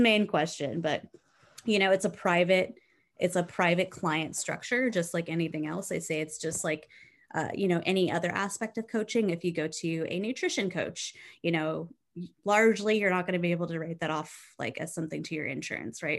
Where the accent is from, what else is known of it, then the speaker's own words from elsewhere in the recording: South Texas, United States; I grew up in South Texas